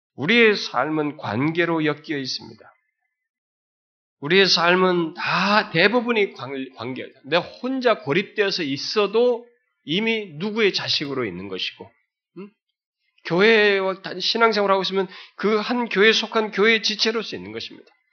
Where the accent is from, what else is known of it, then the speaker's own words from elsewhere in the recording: South Korea; moved away as an adult; also born or lived in United Kingdom / Australia; 우리들의 어려서부터 그런 우리 한국의 그런 유교적인 그런 풍토 속에서 어, 부모들 밑에서 이렇게 자라왔고